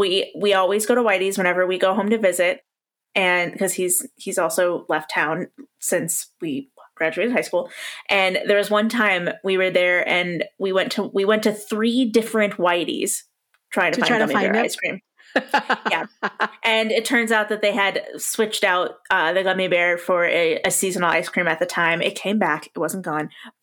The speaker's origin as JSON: {"language": "English", "town": "Davenport", "region": "Iowa", "country": "United States", "tie": "born or raised there", "said": "growing up in Davenport, Iowa, which is where I grew up"}